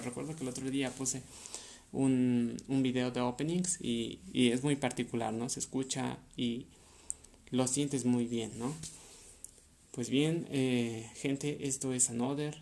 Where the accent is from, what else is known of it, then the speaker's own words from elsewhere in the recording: Mexico; Yo soy de México